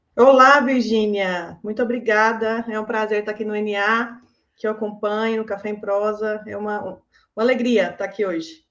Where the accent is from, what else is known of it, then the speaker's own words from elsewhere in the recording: Cerrado Mineiro, Minas Gerais, Brazil; also born or lived in Loanda, Paraná; eu nasci no Paraná. Eu nasci numa tá. cidadezinha de Loanda, no estado do Paraná. Mas eu moro no Cerrado desde os oito anos